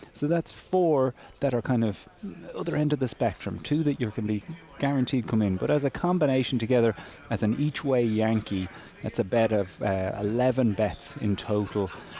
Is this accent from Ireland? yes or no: yes; the Curragh, County Kildare, Leinster, Ireland; I grew up on the Curragh of Kildare, which is a HQ of Irish racing. My father was a horse trainer for many years there.